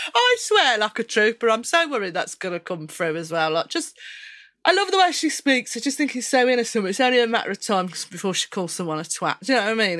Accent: Birmingham, West Midlands, United Kingdom; accent: Brummie; I'm quite Brummie as well.

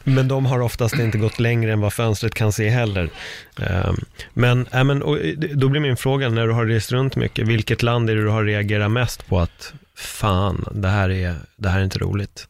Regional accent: Stockholm, Stockholm County, Sweden; also born or lived in Spain; det här är ju mina trakter, vi har ju uppväxt i Örnsberg

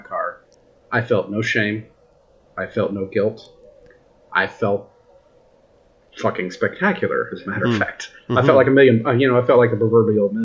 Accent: United States; I'm an American working in Canada

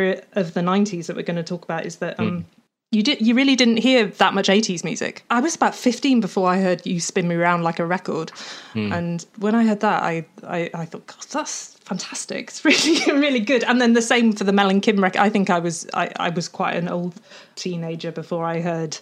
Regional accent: Welsh countryside, Wales, United Kingdom; I was growing up in the Welsh countryside

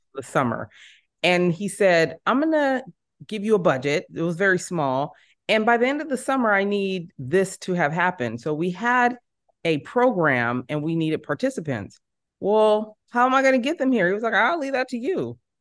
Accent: San Jose, California, United States; moved away as an adult; now in Los Angeles, United States; I am born and raised in San Jose

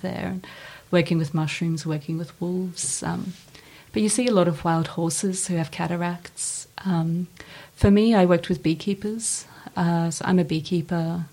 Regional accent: Ukraine; moved away; I was born right after Chernobyl in Ukraine

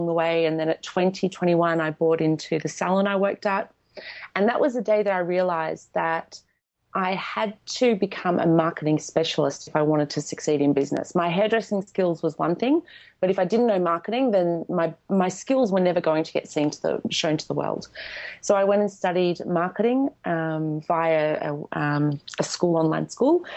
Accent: Australia; English is a second language; moved away; also born or lived in Poland; I was born in Poland, but I was raised in Australia, and growing up in Australia, I never felt Australian

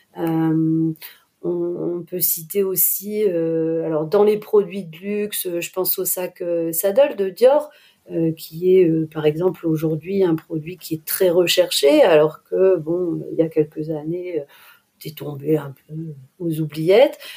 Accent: Lille, Hauts-de-France, France; je suis lilloise

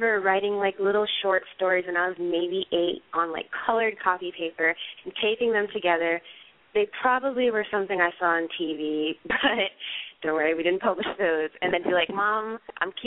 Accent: United States; my family is Jamaican, but I was born in the United States

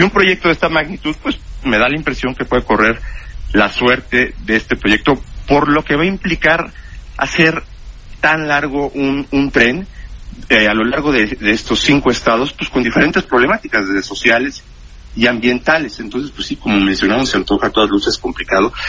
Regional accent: Mexico; somos los mexicanos

